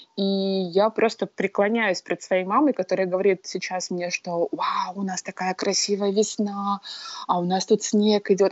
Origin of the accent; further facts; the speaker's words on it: Murmansk, Murmansk Oblast, Russia; moved away as an adult; now in Hawaii, United States; я жила в одном городе, в Мурманске, с которыми я училась в школе, потом в колледже